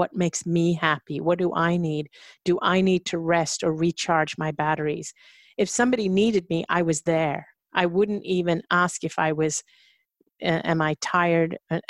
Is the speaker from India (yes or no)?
yes; India; I think it was part of my upbringing, my conditioning as an Indian woman, that, you know, and if you're kind of brought up to serve other people and be subservient.